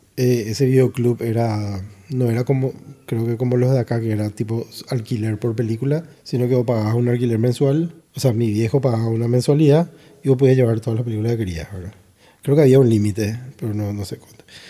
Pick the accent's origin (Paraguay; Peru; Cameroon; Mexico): Paraguay; Ciudad del Este, Alto Paraná; yo me crié, yo tuve mi infancia en Ciudad del Este